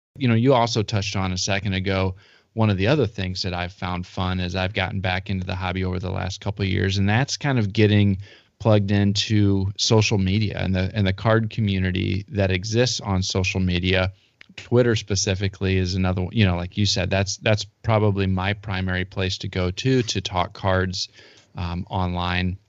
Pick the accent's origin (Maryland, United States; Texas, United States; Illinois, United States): Illinois, United States; Central; growing up in Central Illinois